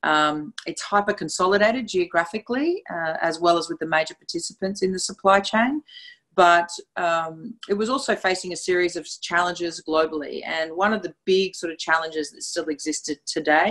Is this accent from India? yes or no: no; Australia; accent: Australian; also born or lived in Brisbane, Australia / London; My accent is very clear. It's from Australia. So I'm broadcasting from my home in Brisbane.